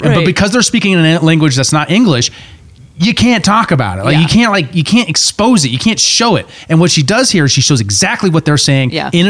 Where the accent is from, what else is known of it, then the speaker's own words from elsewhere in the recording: Montana, United States; We're from Montana.